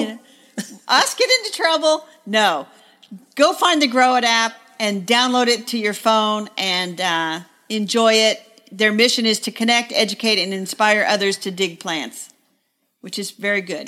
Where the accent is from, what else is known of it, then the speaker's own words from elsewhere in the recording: Greenwood, Indiana, United States; now in Indianapolis, United States; my hometown of Greenwood, Indiana